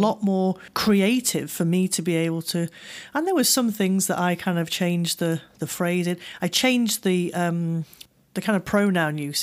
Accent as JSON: {"language": "English", "country": "United Kingdom", "said": "I'm, I'm a, I'm a British person"}